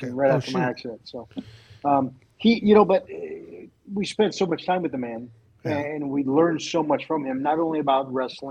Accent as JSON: {"language": "English", "town": "Modesto", "region": "California", "country": "United States", "tie": "born or raised there", "moved": "as an adult", "lives_now": "Fort Lauderdale, United States", "said": "So I grew up in Modesto and, you know, obviously went to junior high and high school there"}